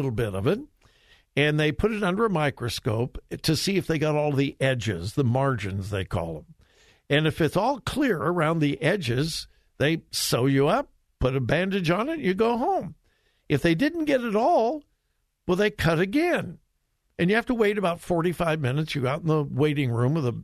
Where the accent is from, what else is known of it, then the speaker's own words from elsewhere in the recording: Southern California, United States; I'm from Southern California, but I certainly wasn't a beach bum